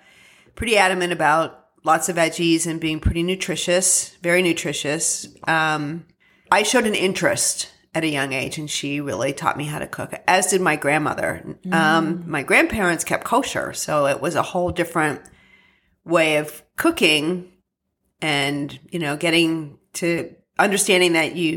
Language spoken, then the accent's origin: English; central Pennsylvania, United States; I'm from central Pennsylvania. Okay. Yeah. I grew up in a farmhouse